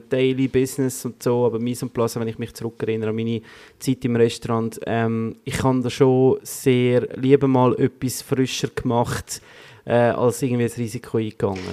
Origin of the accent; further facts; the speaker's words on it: Switzerland; wir in der Schweiz